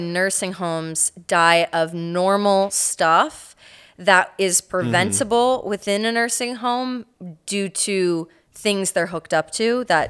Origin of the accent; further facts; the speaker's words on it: Fort Myers, Florida, United States; I did grow up I grew up everywhere in Florida, but I spent like a good chunk of it in Fort Myers, which absolutely got devastated.